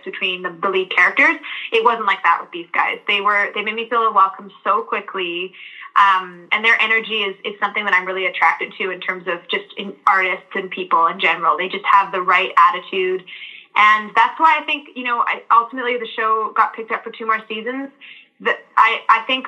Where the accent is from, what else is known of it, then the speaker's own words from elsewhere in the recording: Vancouver, British Columbia, Canada; me growing up in British Columbia and Vancouver in Canada